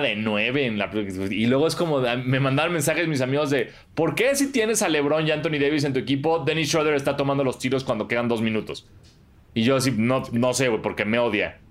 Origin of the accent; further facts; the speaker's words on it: Mexico; el mexicano es bien pícaro